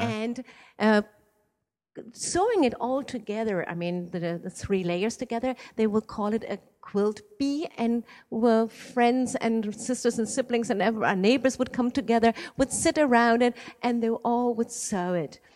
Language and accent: English; Iran; moved away; I was born in Iran and my father is Iranian